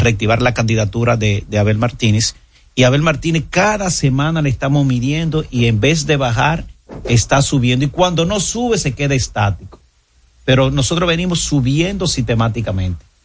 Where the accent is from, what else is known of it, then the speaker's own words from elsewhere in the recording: Monte Cristi, Dominican Republic; yo soy de Montecristo, yo soy fronterizo, y yo sé cómo vive la frontera